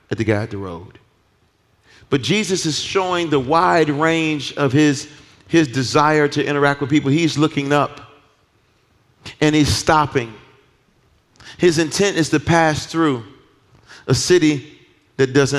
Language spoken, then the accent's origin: English; Detroit, Michigan, United States; I'm from Detroit. I'm just from Detroit